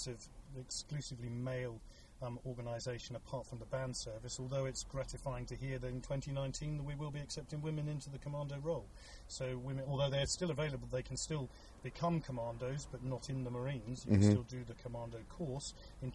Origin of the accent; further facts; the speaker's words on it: United Kingdom; As those listening can tell, I'm clearly British